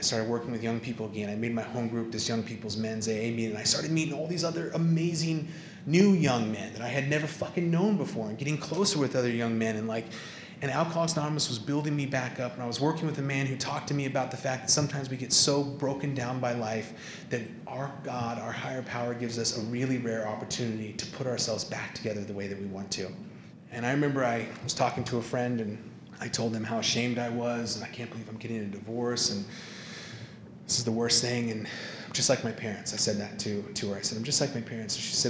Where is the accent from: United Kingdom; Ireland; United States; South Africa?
Ireland; And I was like, this is fucked up. Because I'm super Irish.